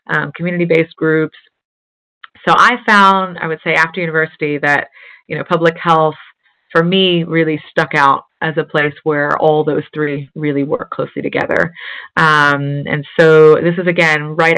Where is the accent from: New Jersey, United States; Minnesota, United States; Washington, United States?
New Jersey, United States; now in London, United Kingdom; a 12-year-old in a suburban town in New Jersey